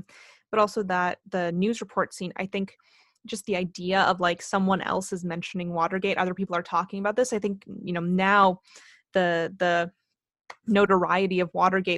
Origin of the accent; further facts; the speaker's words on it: Canada; And just I will blame this on being Canadian, but I don't know the full history here.